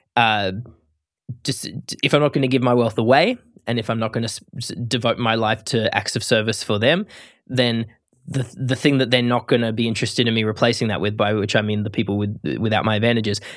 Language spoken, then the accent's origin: English; Australia; as an Australian